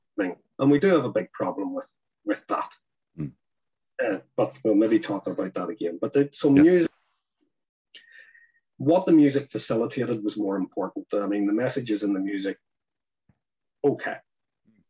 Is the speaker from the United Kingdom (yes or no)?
yes; near Belfast, Northern Ireland, United Kingdom; where I was from